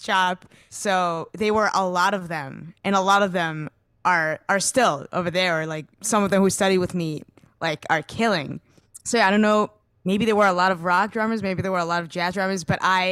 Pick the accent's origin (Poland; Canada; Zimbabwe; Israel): Israel; moved away as an adult; now in United States; I grew up in Israel and I only moved to the U.S. in like 2019